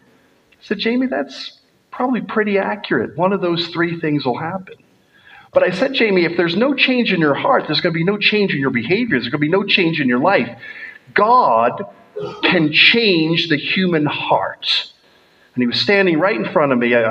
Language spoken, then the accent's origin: English; United States; now in Scotland, United Kingdom; As an American